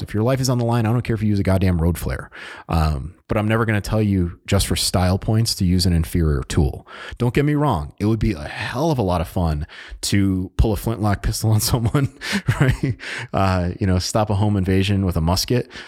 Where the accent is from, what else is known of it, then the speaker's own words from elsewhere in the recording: New England, United States; I'm from New England, so we tend to talk a little bit faster than our, our good buddies down in the South